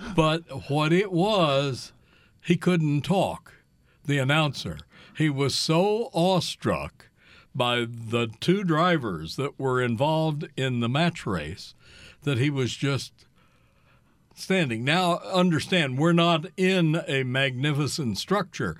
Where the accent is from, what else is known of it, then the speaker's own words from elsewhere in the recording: Kansas City, Missouri, United States; moved away as an adult; also born or lived in Iowa; I grew up in the Kansas City, Missouri area